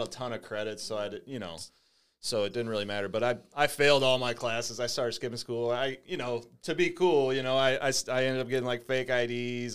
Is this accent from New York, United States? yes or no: no; St. Louis, Missouri, United States; also born or lived in Jennings / Bridgeton; I grew up in Saint Louis